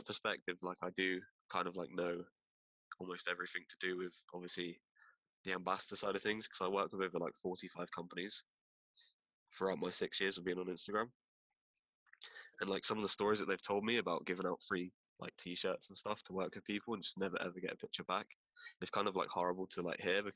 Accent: Bristol, South West England, United Kingdom; I'm from Bristol, southwest of England

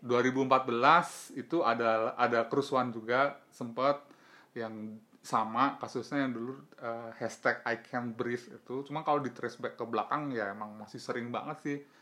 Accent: Java, Indonesia; also born or lived in Banten / Surabaya; gue sendiri sebagai orang Jawa

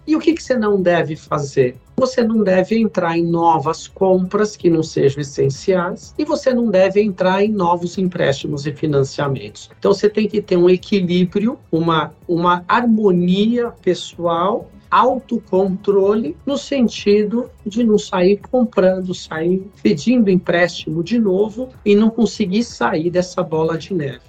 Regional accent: Brazil; a gente como brasileiros

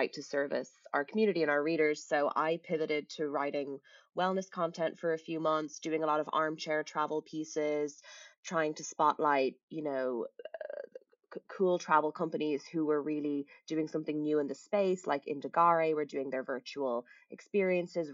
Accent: Dublin, Leinster, Ireland; moved away as an adult; also born or lived in London / Los Angeles; I was born and raised in Dublin, did a few stints in London, then LA and back again. And currently I'm working from home in Dublin.

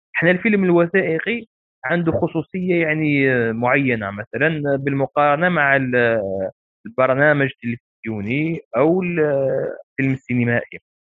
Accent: Algeria; إحنا كجزائريين

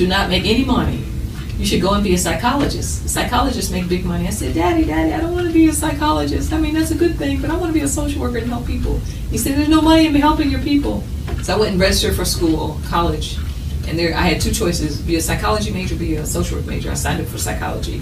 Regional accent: Chicago, Illinois, United States; ever since I was 14 years old in Chicago

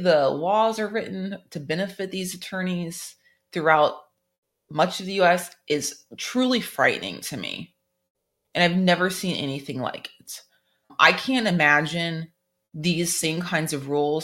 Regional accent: Florida, United States; now in North Carolina, United States; I grew up in Florida

